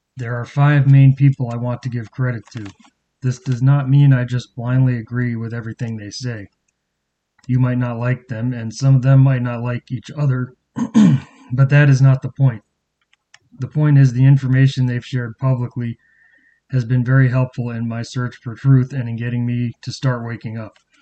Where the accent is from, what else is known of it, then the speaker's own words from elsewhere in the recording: Cape Cod, Massachusetts, United States; moved away; I'm originally from Massachusetts and grew up on Cape Cod.